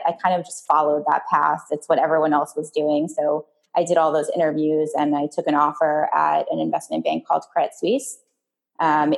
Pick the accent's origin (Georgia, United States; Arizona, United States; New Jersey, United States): New Jersey, United States; River Vale; I grew up in a tiny town outside of New York City in the suburbs. It was called Rivervale, New Jersey